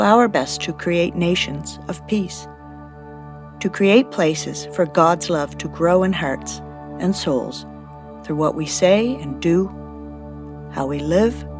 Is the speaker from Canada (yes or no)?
yes; Canada; As a Canadian, I don't think about monarchs very often.